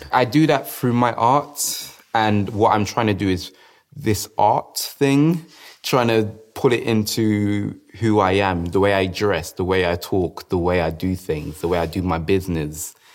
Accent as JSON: {"language": "English", "region": "London", "country": "United Kingdom", "tie": "born or raised there", "said": "I grew up in South London"}